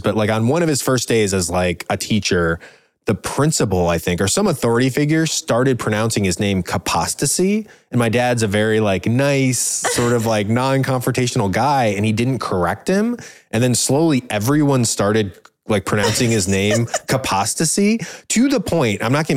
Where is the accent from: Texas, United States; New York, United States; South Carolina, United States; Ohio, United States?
Ohio, United States; Cleveland; we're from the Cleveland area.